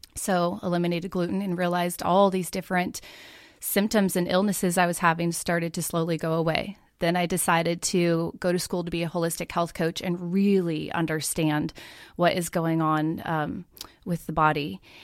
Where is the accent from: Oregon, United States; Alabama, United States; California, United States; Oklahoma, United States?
Oregon, United States; moved away as an adult; now in Middle Tennessee, United States; I grew up in Oregon